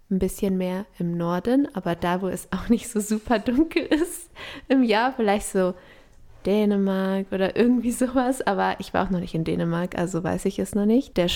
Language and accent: German; Ecuador; aber ich bin ja in Ecuador aufgewachsen.